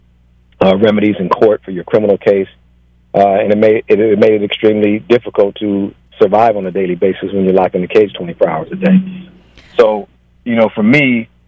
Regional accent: Los Angeles, California, United States; I grew up in South Los Angeles

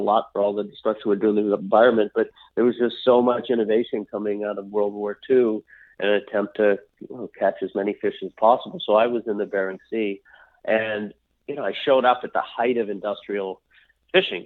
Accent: Maddox Cove, Newfoundland and Labrador, Canada; moved away; also born or lived in Alaska; my sister and I were born and raised up in a little town called Maddox Cove, which was the most eastern point in all of North America.

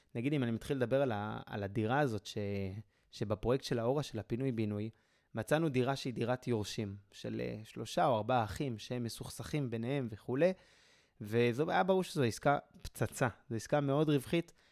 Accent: Jerusalem, Jerusalem District, Israel; אני מירושלים

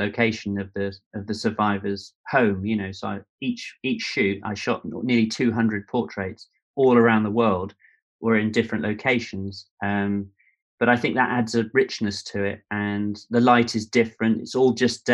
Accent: Devon, South West England, United Kingdom; also born or lived in New York / London; I grew up, although I was born in New York, and then my dad was an art director in advertising, and then moved to London, and then brother and sister were born. And then my dad probably had a midlife crisis and moved down to Devon in the Southwest.

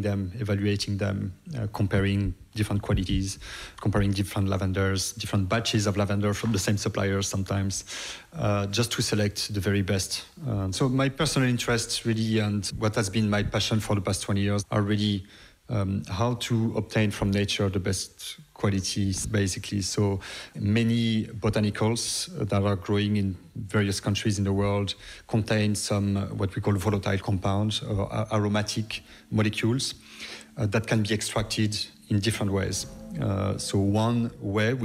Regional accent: Brittany, France; moved away as an adult; also born or lived in United States / New York; now in Dublin, Ireland; I come from Brittany, west of France

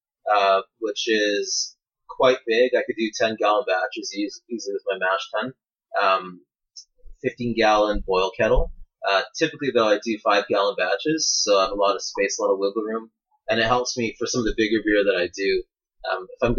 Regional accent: Canada; accent: Canadian; my Canadian accent

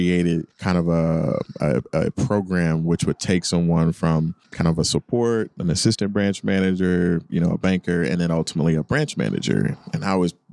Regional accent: Garland, Texas, United States; Grew up in Dallas in a suburb outside of Dallas called Garland, Texas

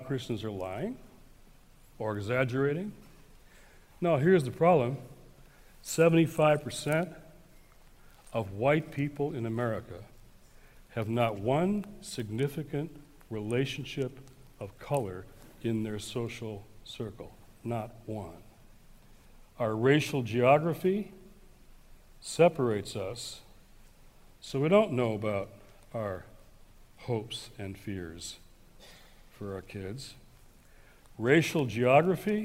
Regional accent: Detroit, Michigan, United States; my hometown of Detroit. So I'm now a teenager

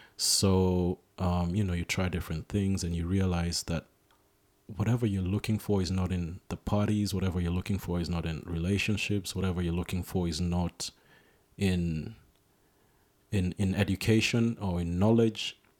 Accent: Nairobi, Kenya; I was born in Nairobi. That's my home. That's where I grew up

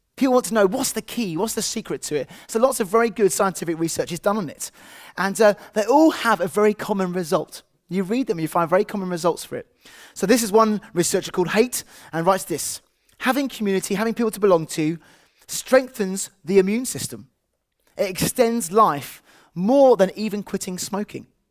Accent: England, United Kingdom; as an English person

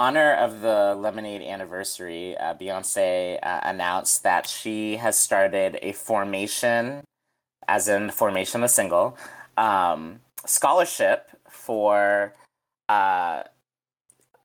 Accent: Boston, Massachusetts, United States; my hometown, Boston

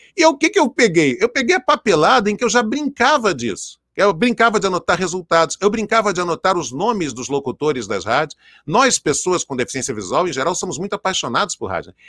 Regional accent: Rio de Janeiro, Brazil; Eu morava no Complexo do Alemão, onde eu nasci, na comunidade da Fazendinha

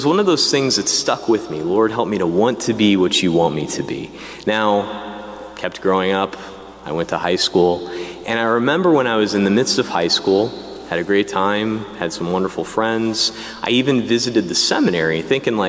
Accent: Diocese of Peoria, Illinois, United States; I grew up in the Diocese of Peoria, Illinois

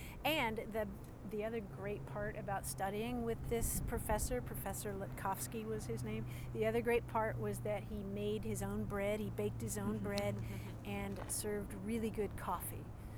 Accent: Louisville, Kentucky, United States; I grew up in Louisville, Kentucky.

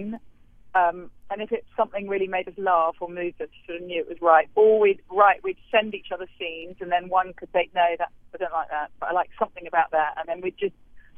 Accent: England, United Kingdom; now in New York, United States; as an English person

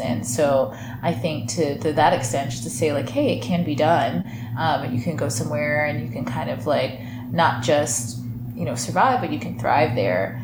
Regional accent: Michigan, United States; growing up in Michigan, like we both did

